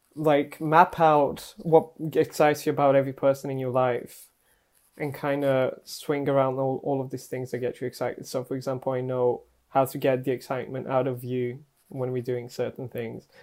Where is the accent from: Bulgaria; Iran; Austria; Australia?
Bulgaria; moved away; when I was growing up in Bulgaria